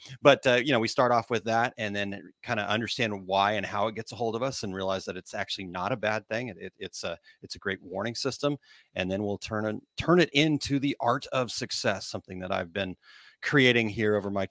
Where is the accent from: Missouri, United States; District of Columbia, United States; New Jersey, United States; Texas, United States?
Missouri, United States; accent: Missouri; my Missouri accent